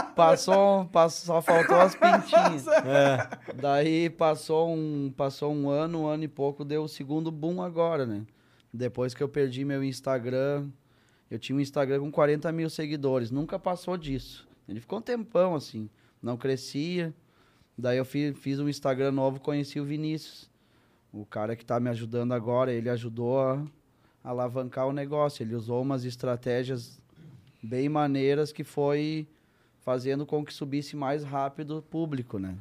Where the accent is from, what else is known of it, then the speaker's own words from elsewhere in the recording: Santa Cruz do Sul, Rio Grande do Sul, Brazil; Eu cresci em Santa Cruz do Sul, Rio Grande do Sul.